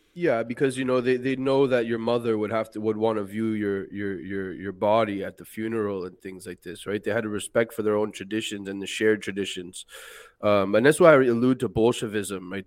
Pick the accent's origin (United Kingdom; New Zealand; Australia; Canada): Canada; Montreal, Quebec; I grew up in Montreal